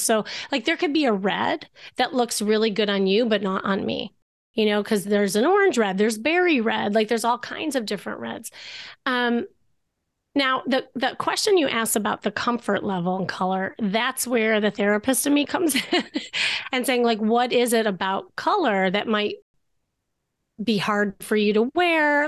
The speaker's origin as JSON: {"language": "English", "town": "Chicago", "region": "Illinois", "country": "United States", "moved": "as an adult", "lives_now": "Los Angeles, United States", "said": "I'm from Chicago and that's when I practiced being a therapist."}